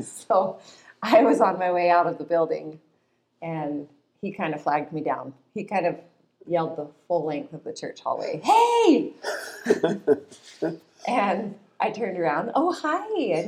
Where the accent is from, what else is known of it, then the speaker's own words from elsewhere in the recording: Ogden, Utah, United States; also born or lived in Provo, Utah; Okay, I grew up in Ogden.